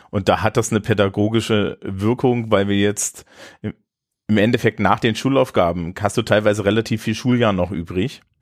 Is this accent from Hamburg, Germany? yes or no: yes; Hamburg, Germany; als Hamburger